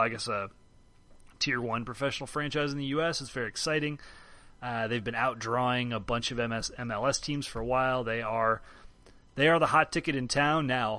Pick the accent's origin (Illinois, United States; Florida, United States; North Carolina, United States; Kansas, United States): Illinois, United States; Chicago; now in Cincinnati, United States; I guess it is my hometown now. The town I live in. I don't know that Chicago is not my hometown anymore.